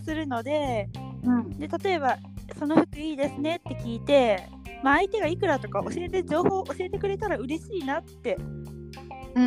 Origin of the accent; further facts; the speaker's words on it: Fukuoka, Japan; moved away as an adult; also born or lived in China; 私は福岡県出身